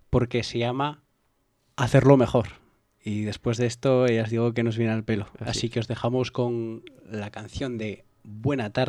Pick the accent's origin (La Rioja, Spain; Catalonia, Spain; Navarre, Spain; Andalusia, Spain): La Rioja, Spain; yo soy riojano